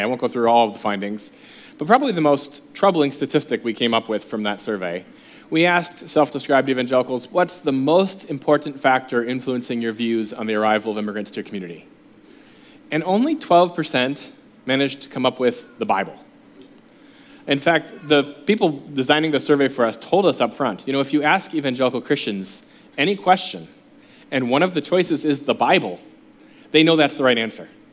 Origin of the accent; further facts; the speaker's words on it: United States; as American, as an American